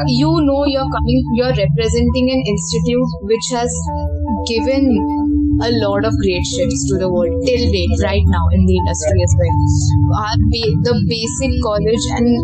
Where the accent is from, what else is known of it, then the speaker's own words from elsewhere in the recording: Karnataka, India; I am coming from Karnataka